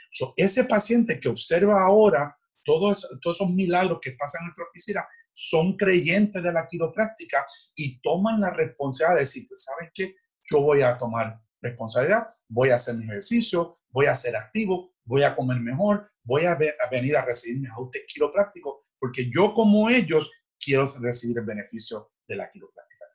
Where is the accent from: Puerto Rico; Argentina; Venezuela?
Puerto Rico; Fajardo; yo nací en Fajardo